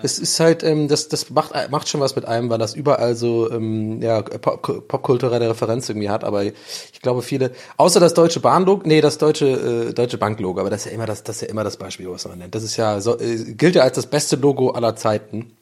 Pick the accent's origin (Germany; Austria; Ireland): Ireland; bin ja Ire